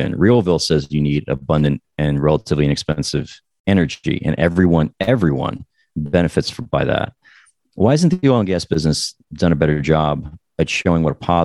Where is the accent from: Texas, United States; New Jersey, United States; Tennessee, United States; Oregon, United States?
New Jersey, United States; also born or lived in Colorado / New York City; now in Phoenix, United States; I was born in New Jersey